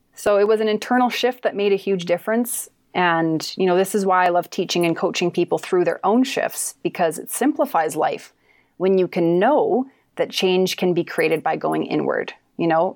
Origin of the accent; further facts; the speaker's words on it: Kamloops, British Columbia, Canada; moved away as an adult; now in Shaunavon, Canada; I live in Shaunavon, Saskatchewan now, but I'm from Kamloops, B C originally.